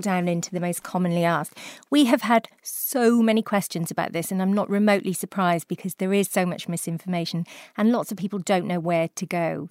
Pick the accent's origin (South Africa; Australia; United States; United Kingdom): United Kingdom; South Wales; I come from South Wales